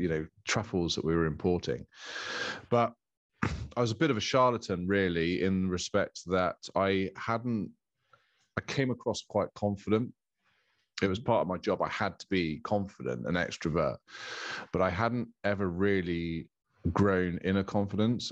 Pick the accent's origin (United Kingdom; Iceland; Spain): United Kingdom; Bournemouth, South West England; moved away as an adult; now in Castle Cary, United Kingdom; I'm born and bred in Bournemouth